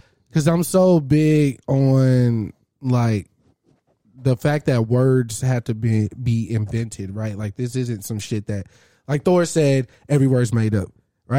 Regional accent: Grand Prairie, Texas, United States; The hospital that I was born at is in Grand Prairie

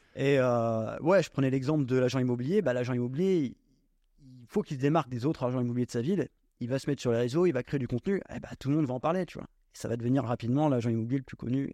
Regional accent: Normandy, France; moved away as an adult; je suis originaire de Normandie, j'ai euh, fait euh, toute ma scolarité là-bas

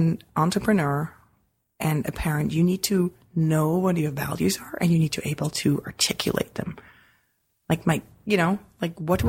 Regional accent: Switzerland; moved away; as a kid growing up in Switzerland

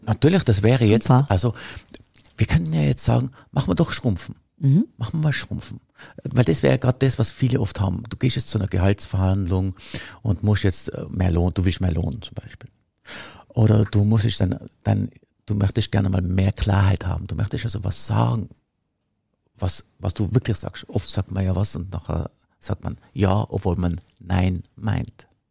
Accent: Tyrol, Austria; Bei uns in Tirol

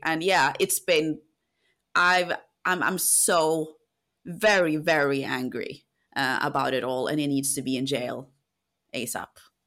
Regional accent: Norway; now in London, United Kingdom; I come from a country where we trust a lot. I come from Norway.

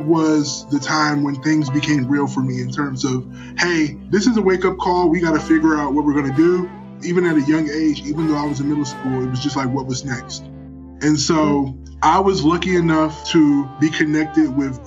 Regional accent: Cleveland, Ohio, United States; I was born and raised in Cleveland, Ohio

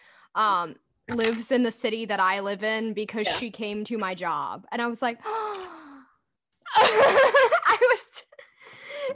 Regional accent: Deep South, United States; as from a person as from the deep South.

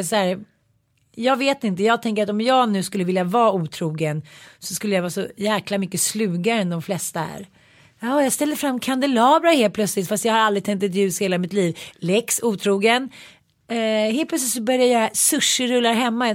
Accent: Sweden

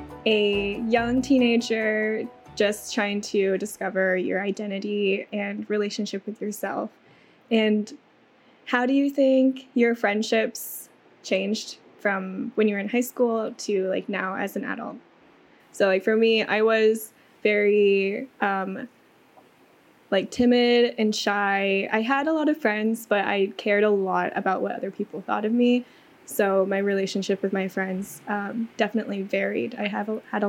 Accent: Kansas City, Missouri, United States; also born or lived in China; I was adopted from China when I was 8 months old and grew up in Kansas City, Missouri, where I'm currently based

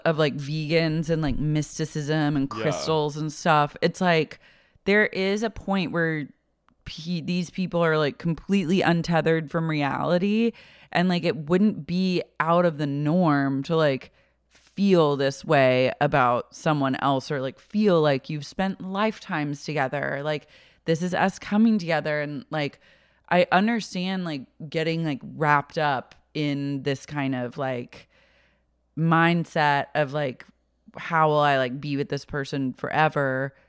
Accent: Oklahoma, United States; I'm from Oklahoma.

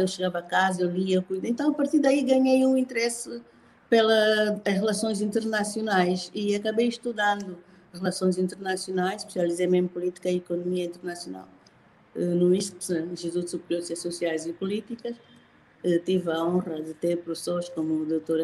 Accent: Angola; sou angolana, sou de raiz

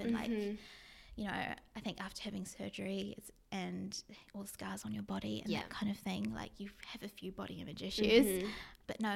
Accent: New Zealand; living in New Zealand, growing up in New Zealand

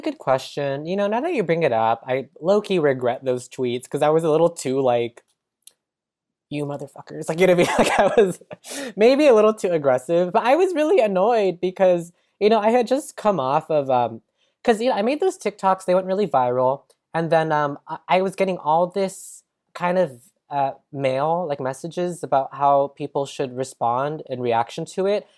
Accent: San Jose, California, United States; also born or lived in San Francisco; now in Los Angeles, United States; I'm from San Jose, California

